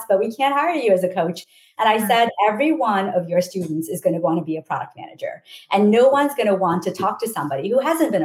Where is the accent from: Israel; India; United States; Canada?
India; moved away as an adult; I came from India